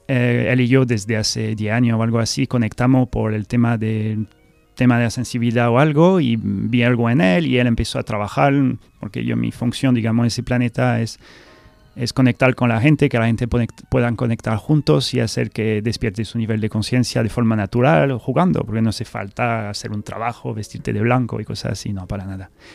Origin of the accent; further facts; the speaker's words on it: France; Spanish is a second language; moved away as an adult; also born or lived in Scotland; now in Seville, Spain; soy fan del español, del castellano, que soy francés, puedo hablar francés